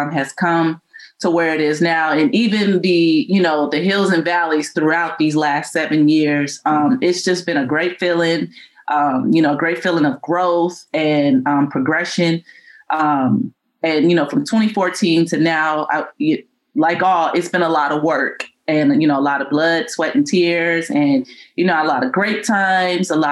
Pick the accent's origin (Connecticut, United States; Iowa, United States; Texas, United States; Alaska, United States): Texas, United States; San Antonio; moved away; being there in San Antonio, and I'm from San Antonio. So it was great to be home coaching